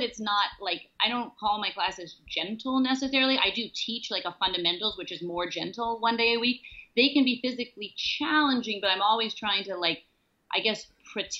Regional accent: New York City, New York, United States; growing up in the Chelsea with a crazy mom

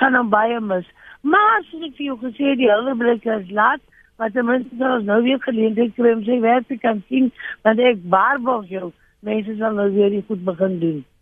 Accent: Upington, Northern Cape, South Africa; moved away; Ek ken die Karoo, ek is van Appington oorspronklik.

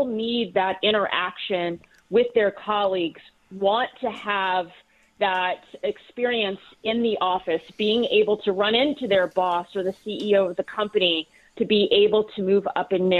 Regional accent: Philadelphia, Pennsylvania, United States; as a Philadelphian

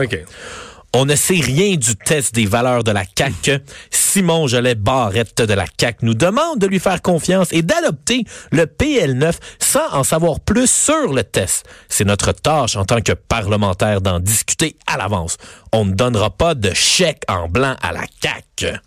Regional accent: Quebec, Canada; en tant que Québécois

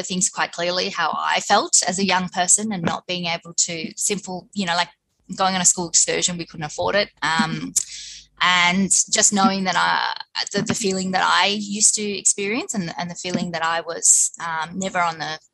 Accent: Footscray, Victoria, Australia; I grew up in Footscray. I'm a Footscray Westie girl

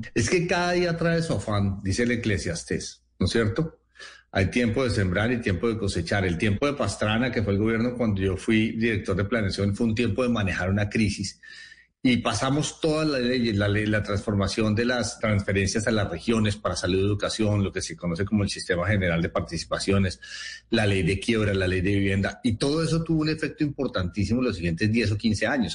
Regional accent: Llanos Orientales, Colombia; moved away; also born or lived in Villahermosa, Tolima (father's birthplace) / Cundinamarca (mother's birthplace); Yo pasé mi infancia en sitios en los llanos orientales

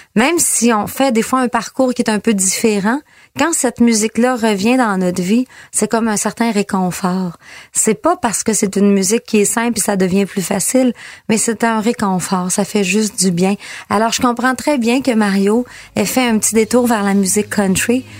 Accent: Girardville, Quebec, Canada; je viens de Girardville, petit village juste à côté.

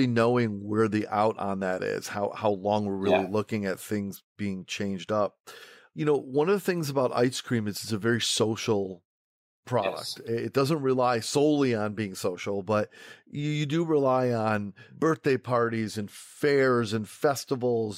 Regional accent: New York, United States; I'm from New York

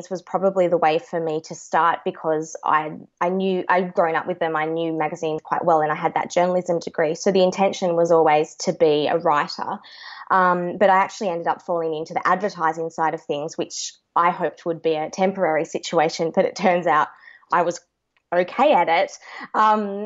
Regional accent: Launceston, Tasmania, Australia; moved away as an adult; also born or lived in Queensland / Hobart; now in Sydney, Australia; my family's from Tassie, so I grew up in Launceston, Tasmania, and then moved down to Hobart for my final 5 years

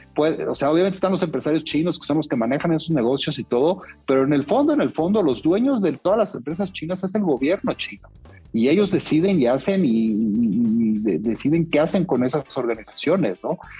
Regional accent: Mexico; En México

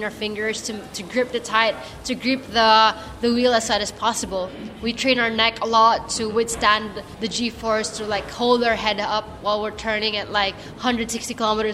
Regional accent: Philippines; because I'm Filipino, I'm quite short.

